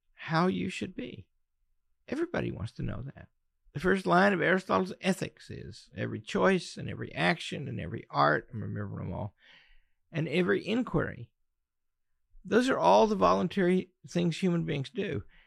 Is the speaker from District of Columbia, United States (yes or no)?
no; Pocahontas, Arkansas, United States; I grew up in Northeast Arkansas in the mighty metropolis of Pocahontas